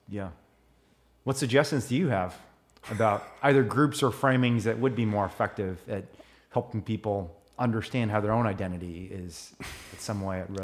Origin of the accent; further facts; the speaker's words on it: Indiana, United States; I grew up in Indiana.